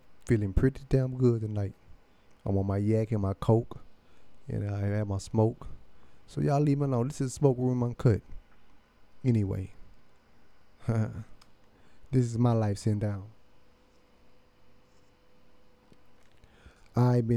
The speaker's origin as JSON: {"language": "English", "town": "Cleveland", "region": "Texas", "country": "United States", "also_born_or_lived": "Houston", "said": "I'm originally from Cleveland, Texas"}